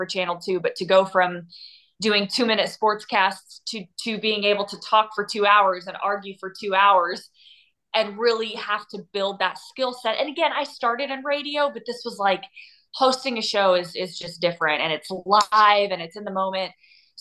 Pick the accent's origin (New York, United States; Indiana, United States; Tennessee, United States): Indiana, United States; Terre Haute; moved away as an adult; also born or lived in Cincinnati, Ohio; now in Houston, United States; only 3 hours from Terre Haute, my hometown.